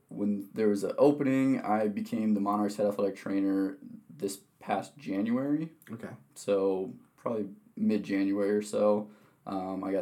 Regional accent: Wisconsin, United States; moved away; Yeah, so I'm originally from Wisconsin. Uh, I've born and raised there

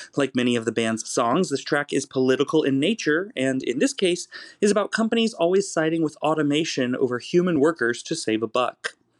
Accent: Kansas, United States; I myself am a heartland person, though I come from the Plains state of Kansas

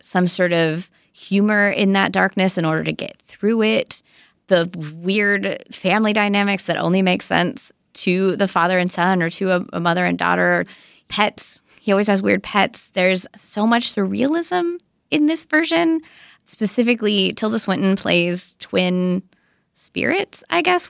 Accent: United States; as an American

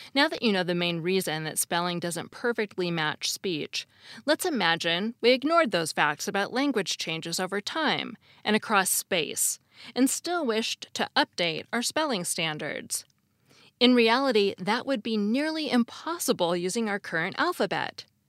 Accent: United States; As an American

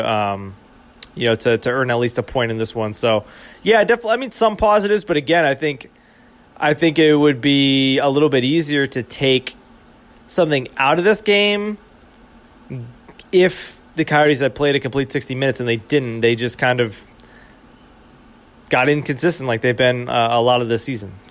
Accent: Boston, Massachusetts, United States; moved away; I grew up in Boston, right? I grew up a, a fan of Boston sports

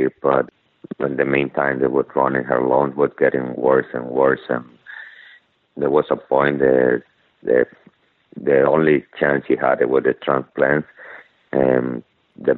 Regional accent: Venezuela; English is a second language; moved away as an adult; now in United States; I come from Venezuela.

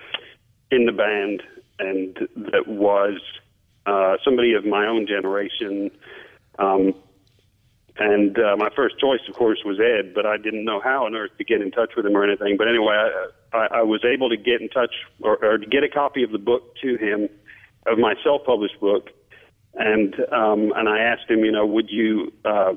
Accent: England, United Kingdom; moved away; I grew up in England

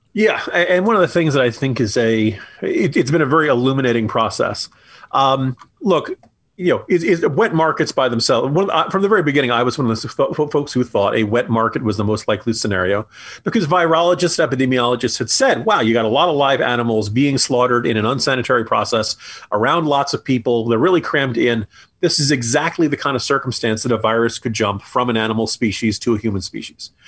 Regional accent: New Jersey, United States; I grew up in New Jersey

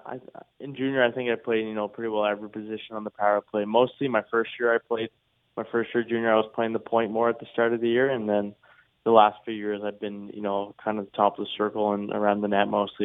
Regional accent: near Halifax, Nova Scotia, Canada; I've been back home in the valley in my hometown, uh, living there, spending lots of time with my friends and family, and then every day I've been going up to Halifax

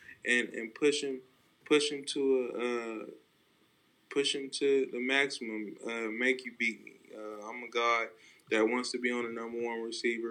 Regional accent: Stockton, California, United States; I'm from Stockton, California. You know, it's not the you know, best city. It's very rough, and you learn to develop some tough skin

